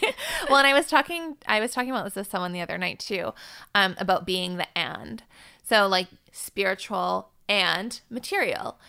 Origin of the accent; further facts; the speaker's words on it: Vancouver, British Columbia, Canada; it's my hometown.